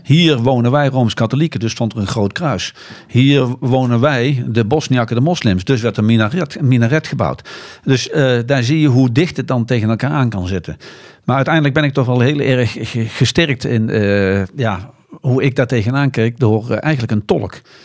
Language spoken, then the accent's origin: Dutch; Netherlands; als Nederlanders